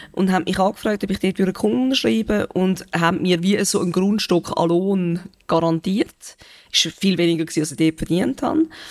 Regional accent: Benken, Zurich, Switzerland; also born or lived in Winterthur; ich bin sehr gerne auf dem Land aufgewachsen

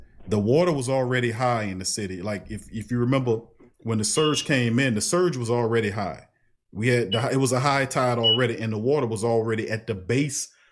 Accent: New Orleans, Louisiana, United States; I'm from the Lower Ninth

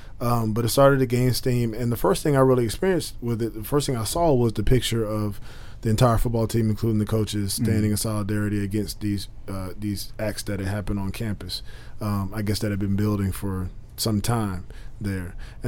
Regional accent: United States; I'm an American.

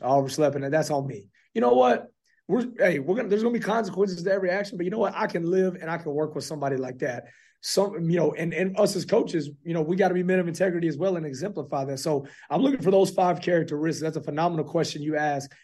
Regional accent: Fort Worth, Texas, United States; now in Clarksville, United States; I'm originally from Fort Worth, Texas

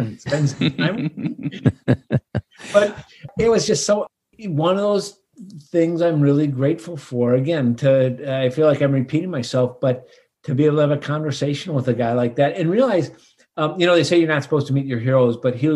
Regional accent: Minnesota, United States; growing up in Minnesota

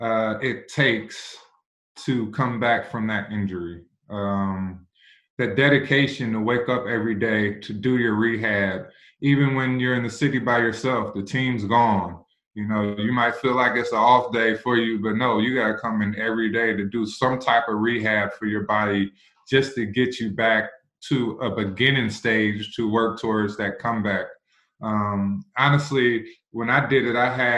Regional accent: Indiana, United States; moved away as an adult; also born or lived in Buffalo, New York; now in Columbus, United States; I was born in Buffalo, New York. So when I got to Indiana and started playing in the third, fourth grade

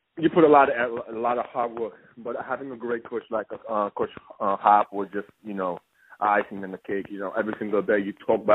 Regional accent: Senegal; moved away; also born or lived in Denmark / Belgium; originally I'm from Senegal

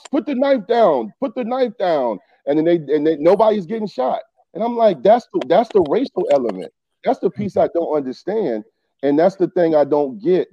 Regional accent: Newport News, Virginia, United States; I grew up in Eastern Newport News

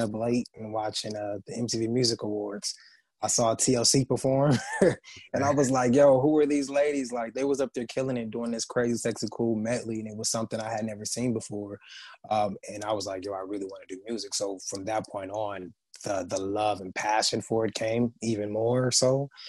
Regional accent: San Bernardino, California, United States; from San Bernardino, California, which is an uh, hour outside

